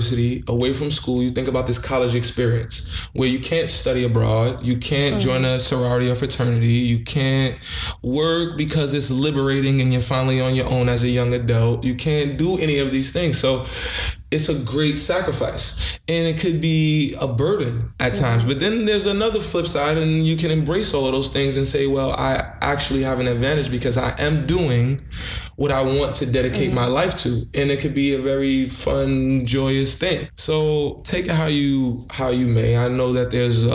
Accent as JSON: {"language": "English", "town": "New York City", "region": "New York", "country": "United States", "said": "I'm from Brooklyn"}